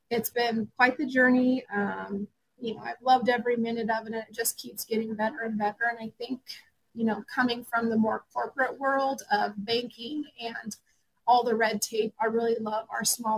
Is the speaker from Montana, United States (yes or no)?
yes; Montana, United States; I grew up in Montana in a ranching community